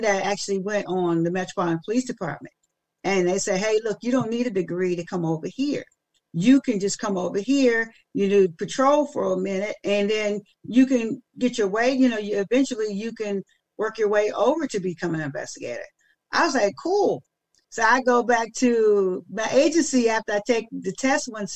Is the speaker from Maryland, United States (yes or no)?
yes; Maryland, United States; I'm from Maryland, but yeah, but then I only live like 40 minutes outside